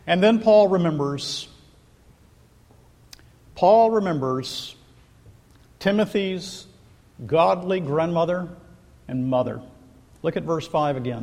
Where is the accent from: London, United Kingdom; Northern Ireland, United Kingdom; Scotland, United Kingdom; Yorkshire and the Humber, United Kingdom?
Scotland, United Kingdom; I'm a Scot.